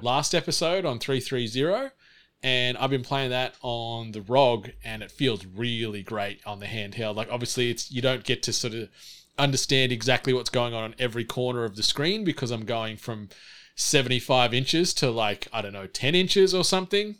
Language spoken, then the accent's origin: English; Snowy Mountains, New South Wales, Australia; Growing up in the Snowy Mountains, our local library didn't always have a ton of assortment